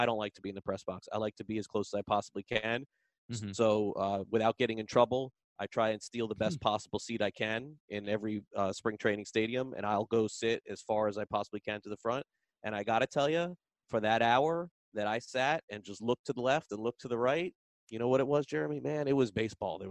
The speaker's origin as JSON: {"language": "English", "region": "South Florida", "country": "United States", "tie": "born or raised there", "said": "growing up in South Florida, going to Pompano Park."}